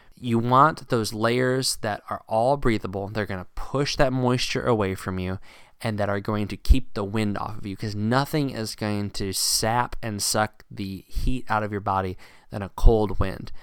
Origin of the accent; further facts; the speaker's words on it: Virginia, United States; Growing up in Virginia